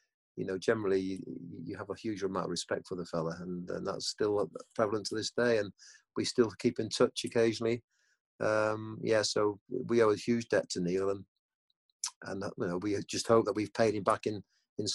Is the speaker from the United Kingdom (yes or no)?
yes; England, United Kingdom; also born or lived in Germany; Craig and I, obviously, we came back to England when I was probably 7 or 8 years old